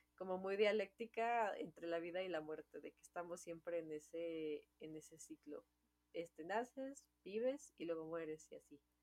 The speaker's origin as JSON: {"language": "Spanish", "country": "Mexico", "said": "Es la, celebración mexicana, nosotros somos mexicanas, es con la que yo crecí."}